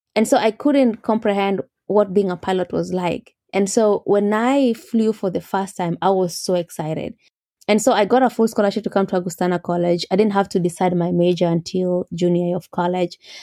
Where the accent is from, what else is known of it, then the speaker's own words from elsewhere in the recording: Mogotio, Baringo County, Kenya; moved away as an adult; also born or lived in Chicago, United States; now in United States; I grew up in Mogotio, which is, yes, four hours from Nairobi.